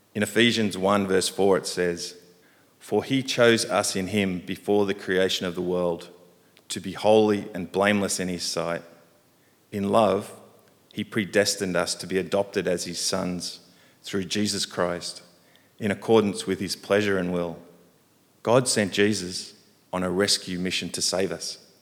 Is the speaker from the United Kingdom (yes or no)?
no; Sydney, New South Wales, Australia; moved away as an adult; now in Hong Kong; I grew up in Sydney